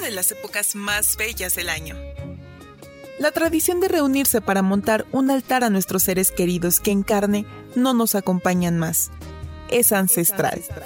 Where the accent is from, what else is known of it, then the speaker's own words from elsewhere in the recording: Mexico; tenemos como mexicanos